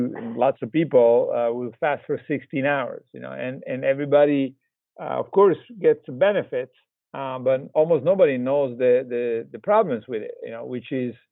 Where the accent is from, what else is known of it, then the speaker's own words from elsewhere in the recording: Italy; moved away; also born or lived in Texas; I'm originally from Italy